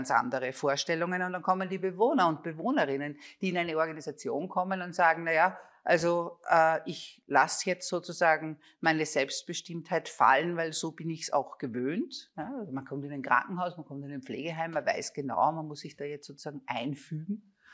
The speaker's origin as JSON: {"language": "German", "town": "Linz", "region": "Upper Austria", "country": "Austria", "said": "Also ich komme aus Linz, mein Vater war Föstler, das war klar, du wirst Sekretärin in der Föst und gehst dort auch in Pension."}